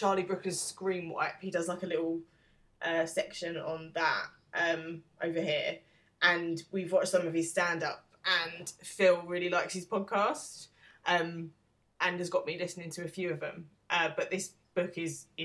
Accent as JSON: {"language": "English", "country": "United Kingdom", "said": "in our generation as a British person"}